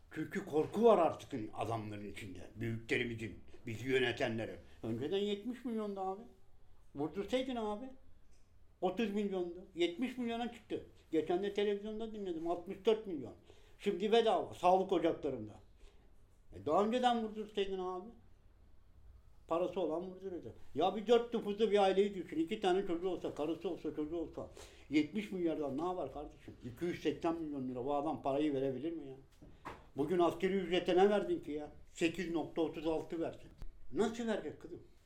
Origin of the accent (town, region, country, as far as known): Balıkesir, Turkey; now in Istanbul, Turkey